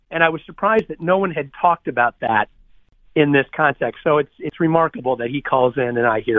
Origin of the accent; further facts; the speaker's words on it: Syracuse, New York, United States; I grew up in Syracuse, New York, not too far from Buffalo.